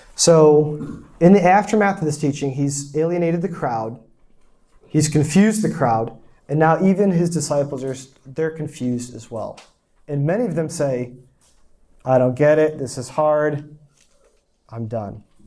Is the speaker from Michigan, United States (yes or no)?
yes; small town in Michigan, United States; moved away; also born or lived in South Korea; I'm, I'm from a small town, 1,500 people. That's the town. The first apartment complex I lived in in Korea had more people than my hometown